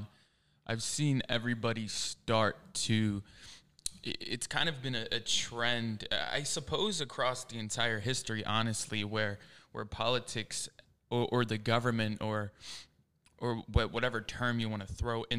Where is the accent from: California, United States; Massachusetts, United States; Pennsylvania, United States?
Pennsylvania, United States; suburbs of Philadelphia; also born or lived in England; I'm 21, born in England, raised in the suburbs of Philadelphia, Pennsylvania.